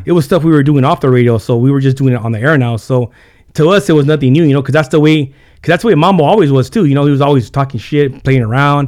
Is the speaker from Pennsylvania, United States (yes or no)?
no; Carpinteria, California, United States; first language Spanish; English is a second language; also born or lived in Santa Barbara / Santa Paula; I was born in Santa Barbara, and then, uh, I was in Carpinteria for about, um, for about nine years